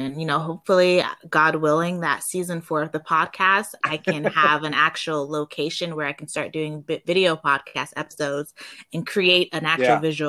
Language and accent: English; Miami, Florida, United States; also born or lived in Calgary, Canada; I grew up, although I was born in Calgary, I did have grew up partially in Miami, Florida.